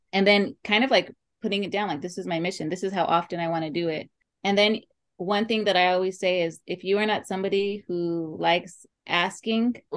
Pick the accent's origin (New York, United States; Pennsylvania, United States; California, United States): California, United States; Oxnard; i am from oxnard california